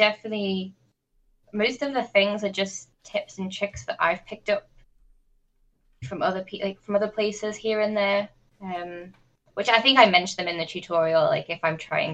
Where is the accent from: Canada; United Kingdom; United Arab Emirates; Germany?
United Kingdom; North West England; my hometown, which is in the northwest of England